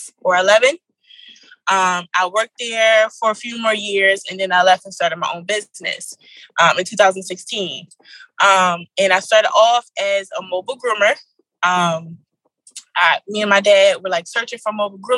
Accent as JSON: {"language": "English", "town": "Philadelphia", "region": "Pennsylvania", "country": "United States", "said": "I'm from Philadelphia"}